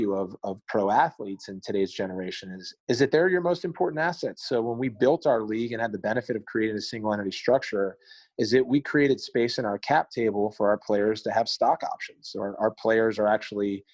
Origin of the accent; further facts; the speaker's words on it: Maryland, United States; I grew up in Maryland